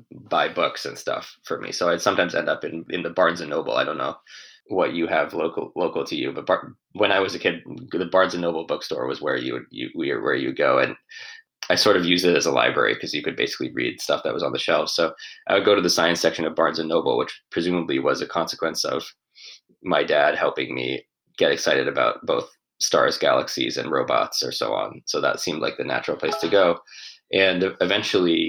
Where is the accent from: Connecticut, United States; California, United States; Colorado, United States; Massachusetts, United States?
Massachusetts, United States; Western; I grew up in Western Massachusetts.